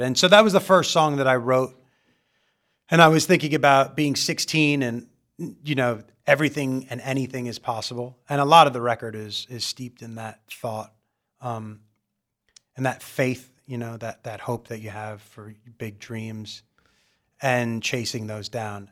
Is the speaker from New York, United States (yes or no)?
yes; Long Island, New York, United States; moved away as an adult; also born or lived in Pomfret, Connecticut; now in Los Angeles, United States; I'm from Long Island.